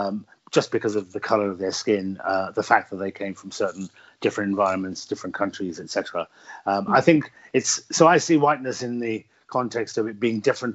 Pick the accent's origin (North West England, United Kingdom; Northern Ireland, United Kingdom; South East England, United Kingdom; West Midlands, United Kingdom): West Midlands, United Kingdom; Birmingham; Yes, I was born in inner city Birmingham. My family came from the northwest frontier of Pakistan, the very traditional and tribalistic parts of Pakistan, and moved to the very traditional and tribalistic parts of Birmingham.